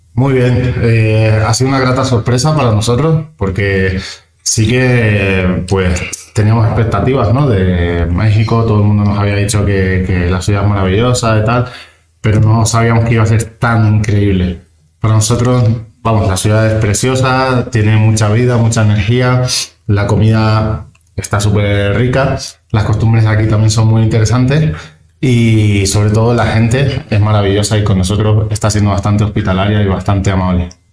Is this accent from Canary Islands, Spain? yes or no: yes; Canary Islands, Spain; now in Madrid, Spain; yo soy de las Islas Canarias.